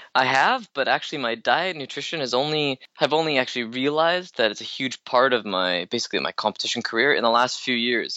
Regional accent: Canada; I'm only Canadian

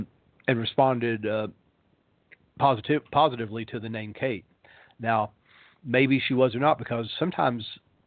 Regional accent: Tennessee, United States; my hometown in Tennessee

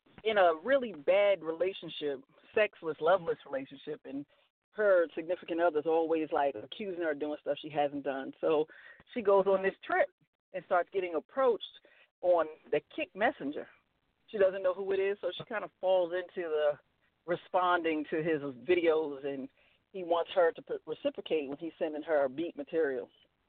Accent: New York, United States; I'm originally

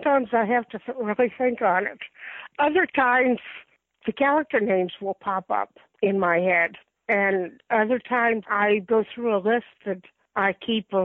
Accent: Florida, United States; moved away as an adult; also born or lived in New York City, New York; now in Huntsville, United States; I moved from New York to Florida as a child

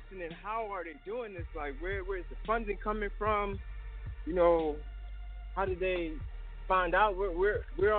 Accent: Philadelphia, Pennsylvania, United States; I'm originally from North Philly

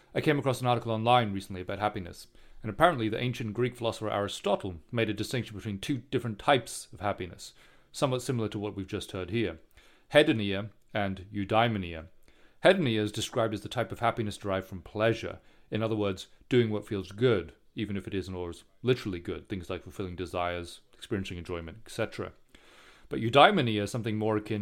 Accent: Singapore; I grew up in Singapore

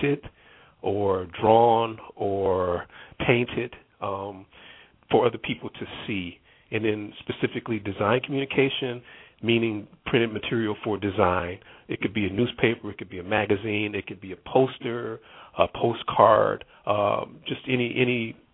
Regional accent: Harvey, Illinois, United States; also born or lived in Phoenix, Illinois; growing up in the Phoenix Harvey area, it was a great childhood.

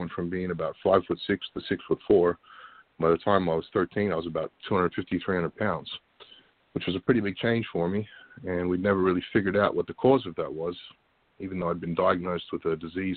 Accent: Australia; moved away as an adult; also born or lived in Florida, United States / Washington, D.C. / Virginia; I moved back to Australia about the age of two or three, and lived there until I was 18

